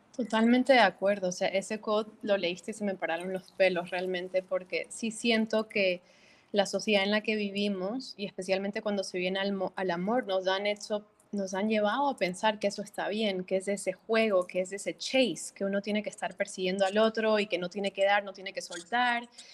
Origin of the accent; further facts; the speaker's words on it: Bolivia; moved away as an adult; now in Miami, United States; soy boliviana, nací, me crié en, Bolivia hasta mis 18 años y luego salí para estudiar a Estados Unidos y yo viviendo en Miami ya casi 14 años.